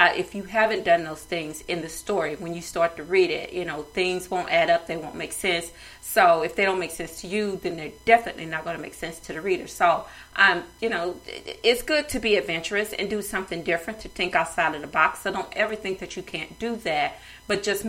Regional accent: the South, United States; I'm from the South

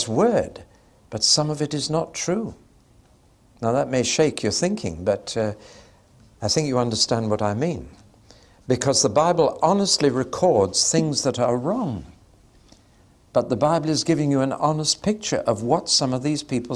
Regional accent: England, United Kingdom; we're English

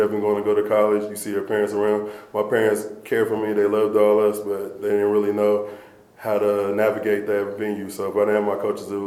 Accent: Allen, Texas, United States; moved away as an adult; now in Boulder, United States; growing up in Allen

